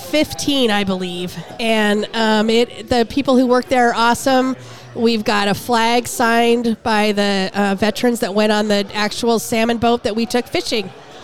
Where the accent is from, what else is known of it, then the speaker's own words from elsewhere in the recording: San Diego, California, United States; moved away as an adult; now in Seattle, United States; But growing up in San Diego